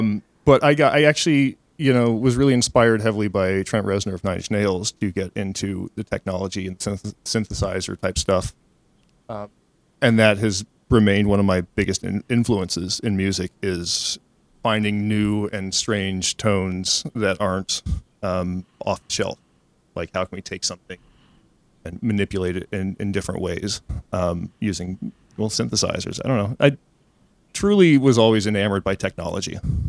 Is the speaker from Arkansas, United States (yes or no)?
yes; Fayetteville, Arkansas, United States; I grew up in Fayetteville, Arkansas, which is a wonderful place to grow up, but musically kind of limiting. It's in the northwest corner of the state